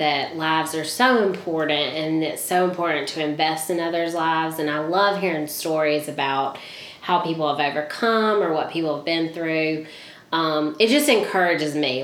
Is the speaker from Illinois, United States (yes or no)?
no; Leesburg, Georgia, United States; also born or lived in Albany, Georgia; I was born in Albany, but raised in Leesburg.